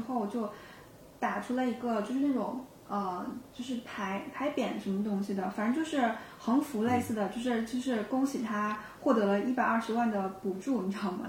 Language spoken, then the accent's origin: Chinese; China; 我们中国人